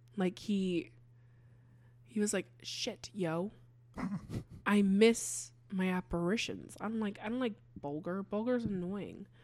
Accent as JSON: {"language": "English", "town": "Hatfield", "region": "Pennsylvania", "country": "United States", "tie": "born or raised there", "said": "my hometown."}